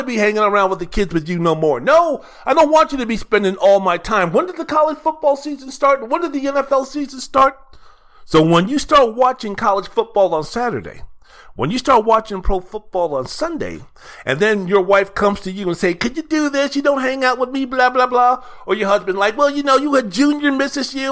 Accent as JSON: {"language": "English", "town": "Washington", "region": "District of Columbia", "country": "United States", "tie": "born or raised there", "said": "my mom would drag my ass to church down to Holy Comforter in Northwest D.C."}